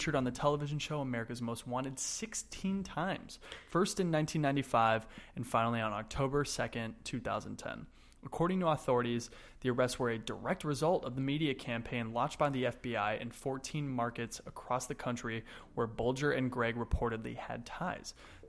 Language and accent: English; Santa Monica, California, United States; Santa Monica, California, my hometown